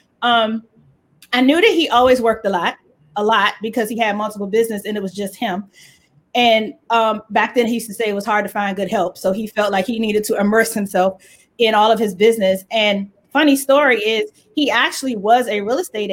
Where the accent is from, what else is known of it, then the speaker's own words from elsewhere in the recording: Capitol Heights, Maryland, United States; I'm from Capitol Heights / Fairmont Heights, Maryland. It was Fairmont Heights growing up, and then they changed it to Capitol Heights.